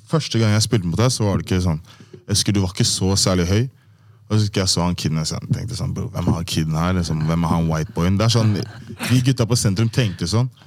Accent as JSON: {"language": "Norwegian", "town": "Persbråten", "region": "Oslo", "country": "Norway", "said": "Jeg er fra Persbråten."}